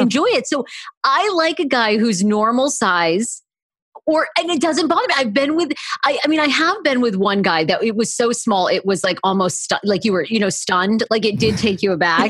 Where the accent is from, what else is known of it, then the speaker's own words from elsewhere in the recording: Maine, United States; moved away as an adult; now in Washington, D.C., United States; I'm originally a Mainer, but I have lived in D C now for, like, fourteen or fifteen years